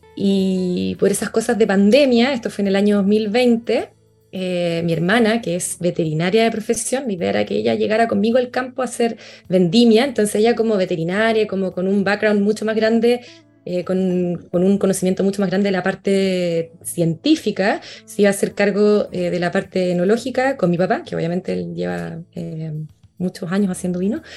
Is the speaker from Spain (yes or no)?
no; Curacaví, Santiago Metropolitan Region, Chile; moved away as an adult; also born or lived in Viña del Mar / Valparaíso; nací en Curacaví, mi familia se trasladó desde Santiago hacia Curacaví, así que ahí pasé los primeros 18 años de mi vida.